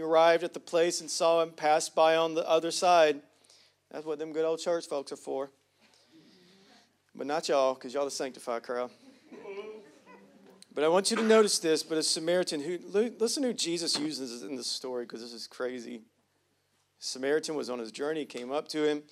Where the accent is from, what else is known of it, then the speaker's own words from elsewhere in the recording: United States; I'm from Hughley